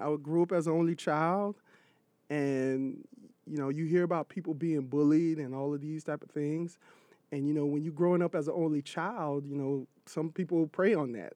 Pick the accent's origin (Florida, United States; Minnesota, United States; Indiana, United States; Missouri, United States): Florida, United States; Miami; also born or lived in Freeport, Bahamas; now in New York City, United States; Grew up in Miami, Florida